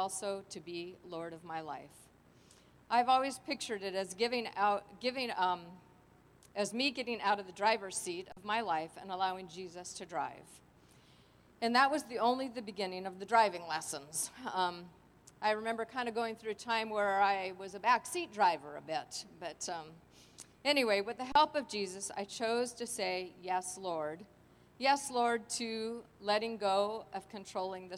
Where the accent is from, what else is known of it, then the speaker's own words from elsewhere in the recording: Los Angeles, California, United States; I grew up in Los Angeles in my three sons, Leave It to Beaver kind of family